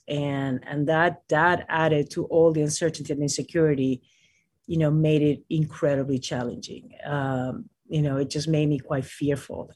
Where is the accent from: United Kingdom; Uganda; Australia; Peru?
Peru; Lima; now in United States; I was born in Lima, Peru